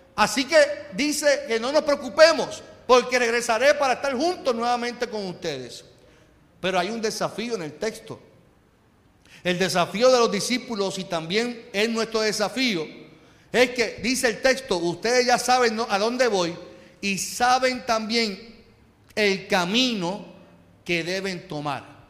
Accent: Carolina, Puerto Rico; yo soy de Carolina

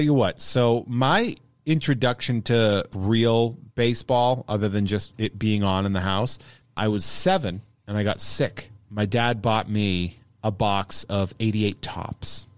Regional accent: Worcester, Massachusetts, United States; my hometown in Worcester, Massachusetts

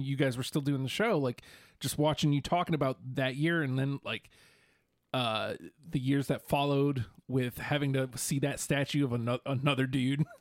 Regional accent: New York, United States; moved away; I'm from New York

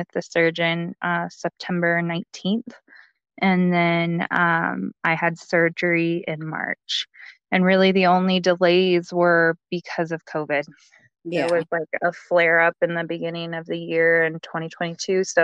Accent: Colorado, United States; I'm from Colorado

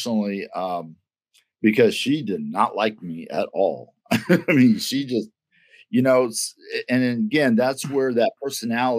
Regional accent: Kansas City, Missouri, United States; also born or lived in Alton, Missouri / Pierce City, Missouri; I'm from Kansas City

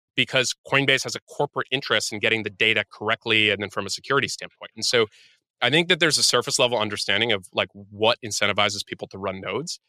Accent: United States; I'm American

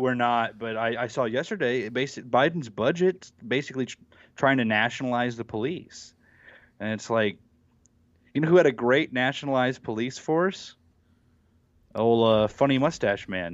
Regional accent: United States; I'm from Oklahoma, Texas

